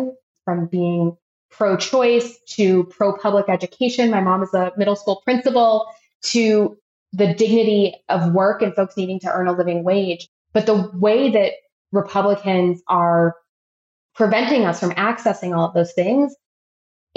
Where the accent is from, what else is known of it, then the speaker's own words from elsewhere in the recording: Chicago, Illinois, United States; moved away as an adult; also born or lived in Florida / Washington, D.C.; now in Austin, United States; I am based in Austin, Texas, and I grew up in Chicago